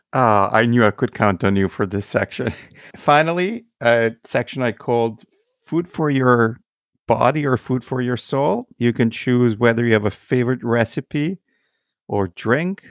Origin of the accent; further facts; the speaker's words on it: Italy; moved away; as an Italian, you know, born and raised in Italy